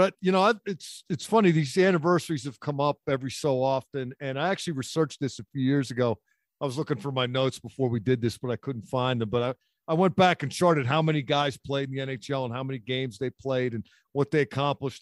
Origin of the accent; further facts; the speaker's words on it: Philadelphia, Pennsylvania, United States; I grew up in Philadelphia